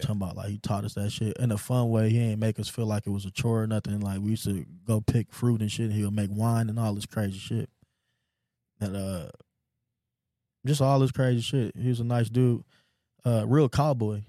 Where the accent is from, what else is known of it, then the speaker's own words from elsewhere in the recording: Houston, Texas, United States; moved away; also born or lived in North Lansing, Michigan; I was from the hood. I was from a little bitty town called Cloverleaf in Houston, Texas